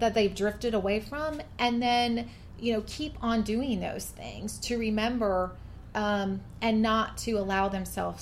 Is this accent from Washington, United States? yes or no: yes; coastal western Washington, United States; now in Georgia, United States; I grew up in Washington State, in coastal western Washington, where temperatures, it might get to 90, but it's not humid